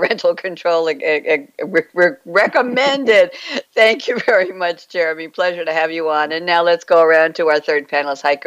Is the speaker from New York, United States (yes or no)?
yes; New York, United States; now in Durham, United States; I'm a New Yorker